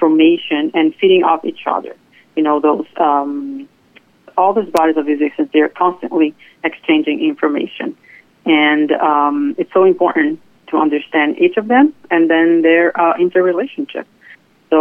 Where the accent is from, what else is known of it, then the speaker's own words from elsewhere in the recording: Brazil; moved away as an adult; now in Fort Lauderdale, United States; I was born and raised in Brazil, and I moved here to the United States about 15 years ago.